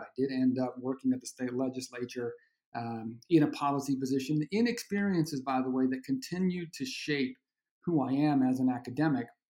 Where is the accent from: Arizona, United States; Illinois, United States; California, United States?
Arizona, United States; I'm from Arizona, born and raised